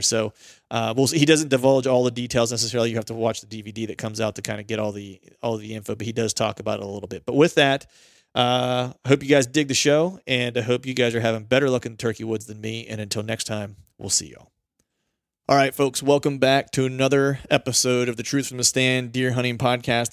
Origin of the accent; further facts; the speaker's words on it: Pennsylvania, United States; I'm from Pennsylvania